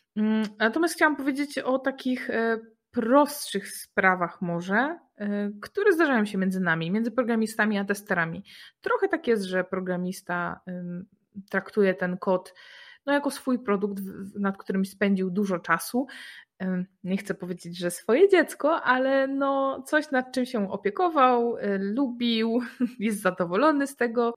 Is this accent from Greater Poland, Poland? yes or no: yes; Poznań, Greater Poland, Poland; jesteśmy z Poznania